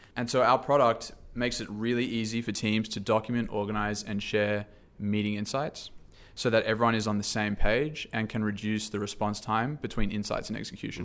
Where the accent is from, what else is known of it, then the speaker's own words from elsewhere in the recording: Sydney, New South Wales, Australia; moved away as an adult; now in San Francisco, United States; originally from Sydney, Australia. Um, moved here for a job